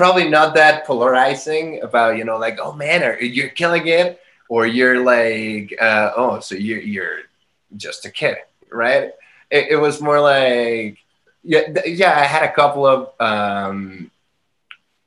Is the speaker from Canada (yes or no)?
no; Guadalajara, Jalisco, Mexico; moved away as an adult; now in Mexico City, Mexico; living in Guadalajara, which is my hometown